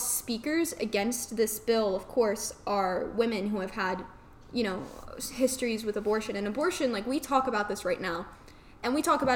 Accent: New York, United States; now in South Carolina, United States; I come from New York. I grew up my whole life in New York

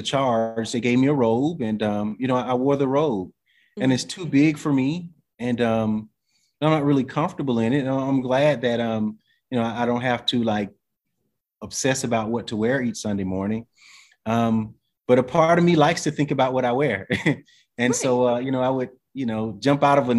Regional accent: the South, United States; also born or lived in Atlanta / Western North Carolina; I'm from the South, you know, even though from the city.

